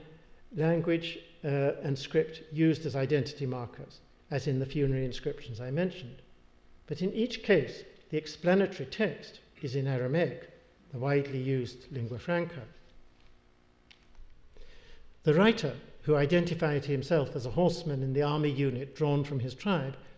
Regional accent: England, United Kingdom; accent: English; an English accent, I identify myself as Scottish when I'm in England, but am identified by others as English when I'm in Scotland

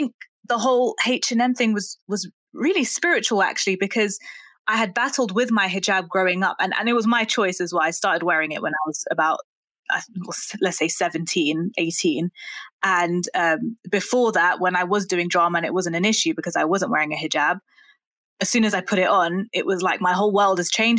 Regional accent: London, United Kingdom; I grew up in Brent as well, which I think was one of the most diverse boroughs in the country even.

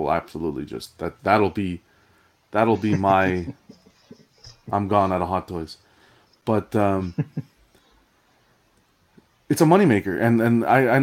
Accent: Canada; I'm a Canadian collector.

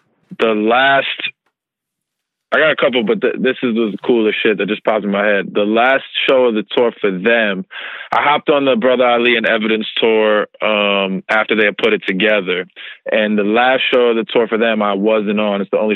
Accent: New York, United States; I'm from New York.

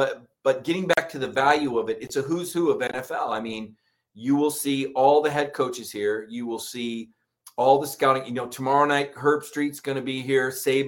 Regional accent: Mobile, Alabama, United States; moved away; I was born in Mobile, and I worked in Mobile from 94 to 98. So I was here 4 years

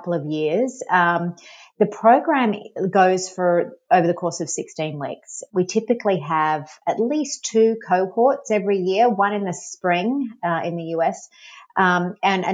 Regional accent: Australia; moved away; I'm from Australia. You might have been able to tell, pick up the accent.

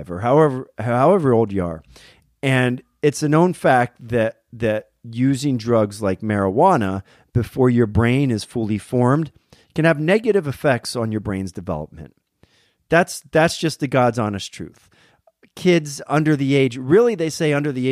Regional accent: Berwick, Pennsylvania, United States; moved away; my hometown in Berwick, Pennsylvania

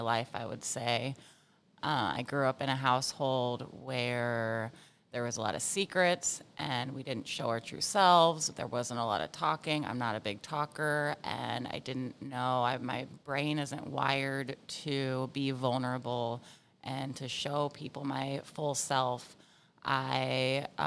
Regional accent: Virginia Beach, Virginia, United States; I grew up in Virginia Beach. Yeah, my dad was in the Navy, and the rest of my family lived here

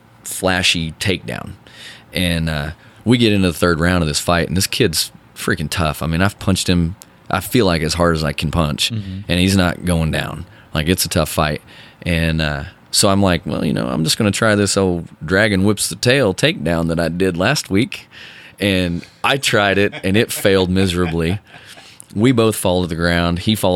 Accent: Bixby, Oklahoma, United States; I mean, I grew up in Bixby, and it was rural.

